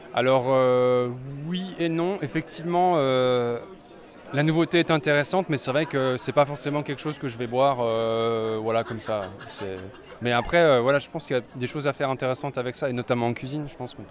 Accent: Jura, Bourgogne-Franche-Comté, France; moved away as an adult; also born or lived in Germany / Strasbourg; je suis originaire du Jura

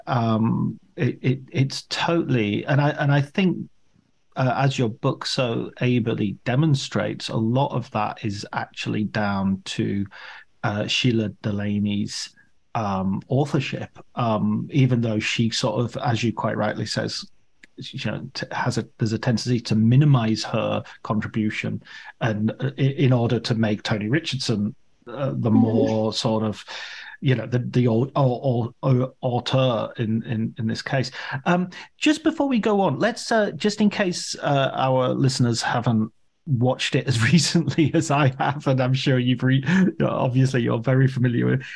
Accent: Barrow-in-Furness, North West England, United Kingdom; I'm from Furness, which is really, although it's from the north

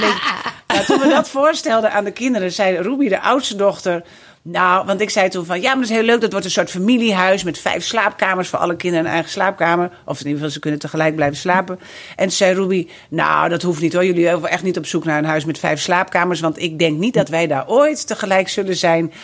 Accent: Drachten, Friesland, Netherlands; moved away as an adult; also born or lived in Amsterdam; now in Friesland, Netherlands; ik ben geboren en getogen in Drachten

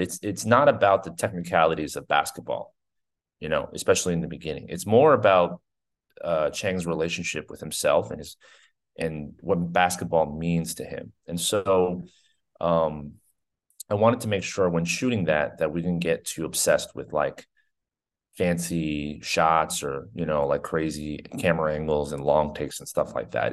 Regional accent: New Jersey, United States; I grew up in New Jersey

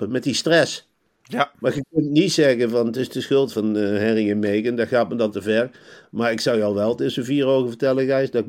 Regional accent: North Brabant, Netherlands; En dan kijk eens rond als Brabantse.

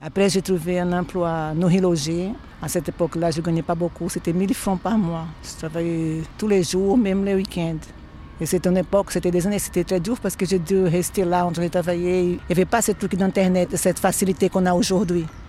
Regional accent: Northeast Region, Brazil; French is a second language; moved away as an adult; now in Switzerland; je suis née au nord-est du Brésil, où j'ai grandi, j'ai passé toute ma vie. Je suis arrivée ici, j'avais 38 ans

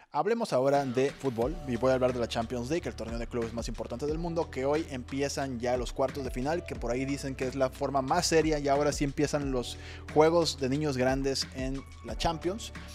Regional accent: Mexico; a nosotros como mexicanos

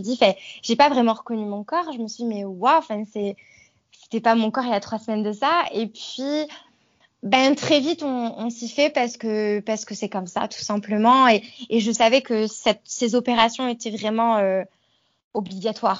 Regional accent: Savoie and Haute-Savoie, Auvergne-Rhône-Alpes, France; moved away as an adult; now in Queenstown, New Zealand; je suis originaire de la région Rhône-Alpes, donc j'ai grandi en Savoie et mhm. en Haute-Savoie

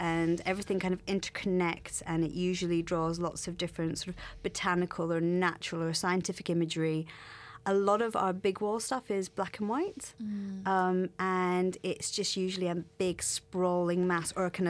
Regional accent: Scotland, United Kingdom; we're both from Scotland

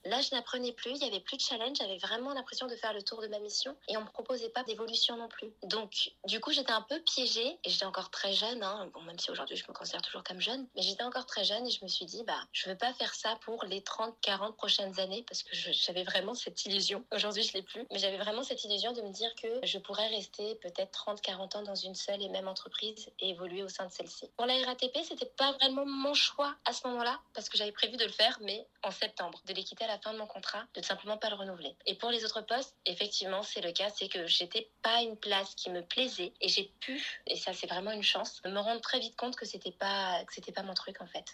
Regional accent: Paris, Île-de-France, France; moved away as an adult; now in Lisbon, Portugal; je suis née sur Paris, maintenant je suis sur Lisbonne

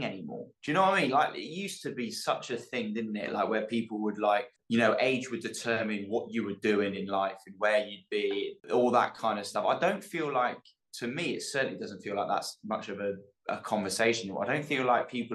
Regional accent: the Cotswolds, South West England, United Kingdom; moved away; Growing up with the people I grew up with in the Cotswolds

